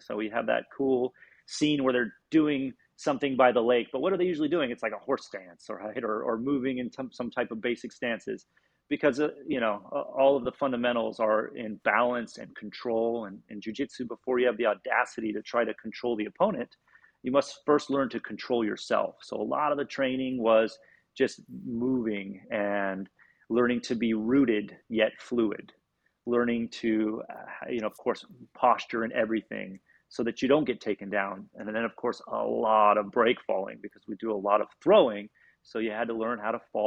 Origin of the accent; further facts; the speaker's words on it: Southern California, United States; I grew up in Southern California